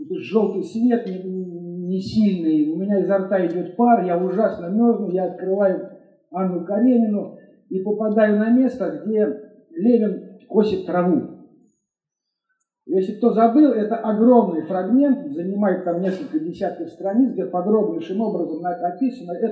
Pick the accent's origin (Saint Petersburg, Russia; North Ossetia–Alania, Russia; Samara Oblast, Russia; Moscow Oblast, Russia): Moscow Oblast, Russia; Elektrostal; ездил из своего родного города Электросталь в Москву, там учился, а потом поздно вечером возвращался обратно.